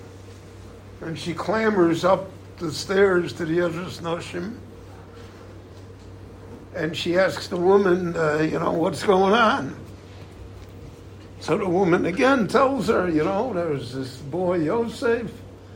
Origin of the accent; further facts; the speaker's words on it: Chicago, Illinois, United States; moved away as an adult; also born or lived in Miami Beach; now in Israel; where I grew up in Chicago